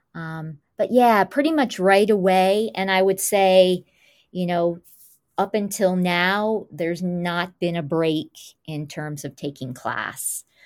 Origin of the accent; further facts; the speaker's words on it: Goshen, New York, United States; also born or lived in Highland Falls, New York; the majority of my young life grew up in Goshen, New York